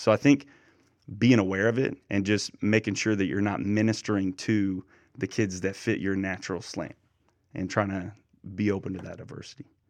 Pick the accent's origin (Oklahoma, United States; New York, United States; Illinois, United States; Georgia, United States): Oklahoma, United States; eastern; moved away as an adult; My hometown is about forty-five minutes away from where a minister in, in eastern Oklahoma, and it's a town of about three thousand, a little more, very small. And I grew up about ten minutes